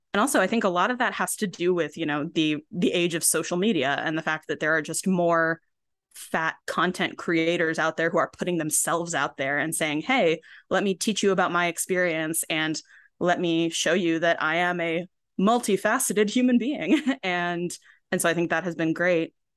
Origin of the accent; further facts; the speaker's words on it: Binghamton, New York, United States; moved away as an adult; I ended up actually moving back to my hometown, Binghamton, New York, for a while and still here.